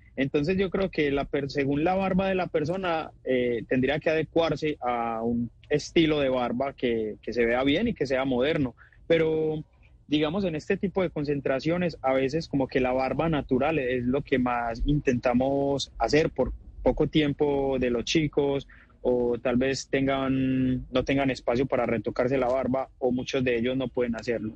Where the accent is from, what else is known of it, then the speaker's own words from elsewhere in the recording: Colombia; así somos los colombianos